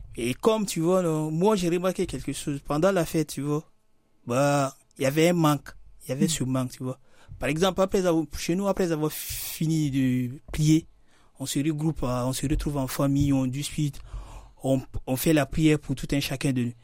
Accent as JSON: {"language": "French", "country": "Guinea", "tie": "born or raised there", "moved": "as an adult", "lives_now": "France", "said": "je suis né en Guinée, j'ai passé beaucoup plus de temps là-bas."}